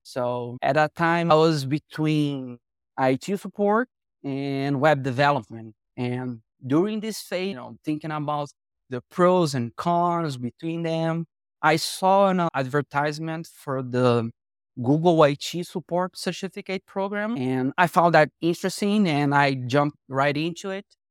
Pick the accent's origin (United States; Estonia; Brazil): Brazil; Rio de Janeiro; I was born and raised in Rio de Janeiro, Brazil